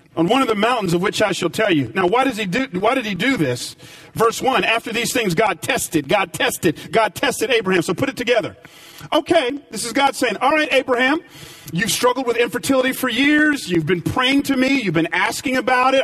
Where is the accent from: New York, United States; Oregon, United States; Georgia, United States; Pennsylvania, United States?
Georgia, United States; Atlanta; moved away as an adult; also born or lived in Los Angeles; I grew up in Atlanta